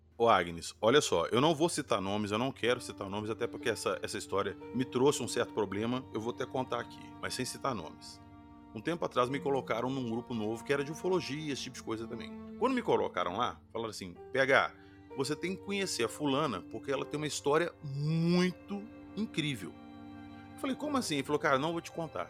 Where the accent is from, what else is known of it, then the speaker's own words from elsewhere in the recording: Minas Gerais, Brazil; eu sou de Minas